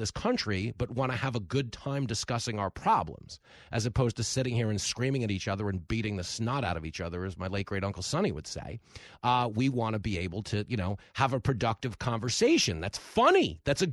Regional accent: Levittown, New York, United States; all the ride or die people I grew up with in Levittown

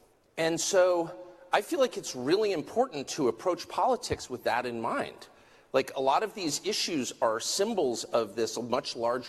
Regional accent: United States; I'm American

